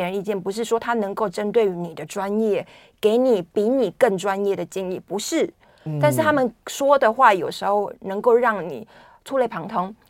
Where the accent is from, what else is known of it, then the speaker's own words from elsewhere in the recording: Taiwan; 我们台湾人